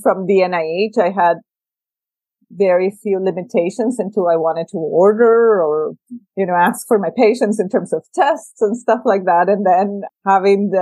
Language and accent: English; El Salvador; also born or lived in Mexico; now in United States; I'm from El Salvador, I had grown in an area where civil war was a big deal